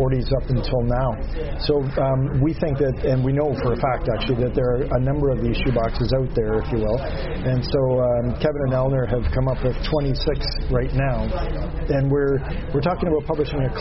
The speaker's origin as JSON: {"language": "English", "country": "Canada", "said": "as an Irish Canadian, you've always known that, you know, Ireland is a piece of your puzzle"}